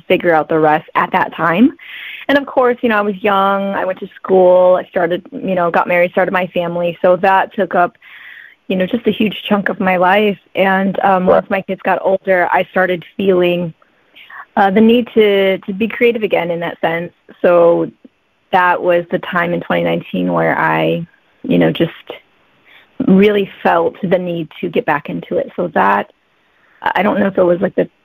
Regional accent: Michigan, United States; moved away as an adult; also born or lived in Detroit; now in Honolulu, United States; I'm actually from Michigan. Right now, I'm here in Honolulu

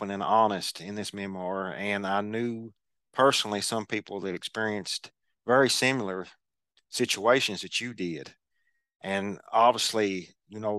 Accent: eastern Kentucky, United States; the unique thing about us folks in Appalachian specifically that grew up in the eastern part of Kentucky

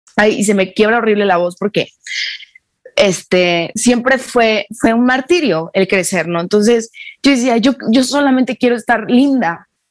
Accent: Mexico; nosotros en, en, México

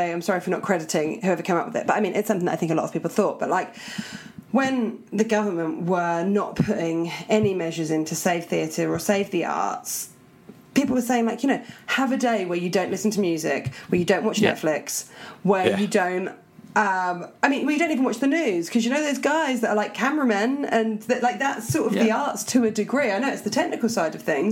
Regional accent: Portsmouth, South East England, United Kingdom; we're just from Portsmouth forever

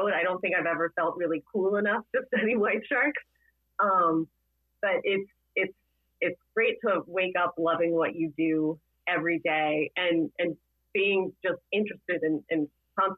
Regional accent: Florida, United States; now in Massachusetts, United States; I grew up in Florida

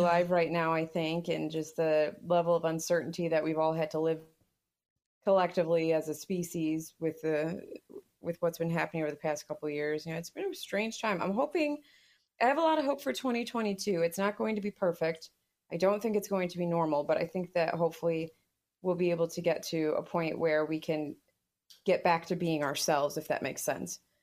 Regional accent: United States; as an American

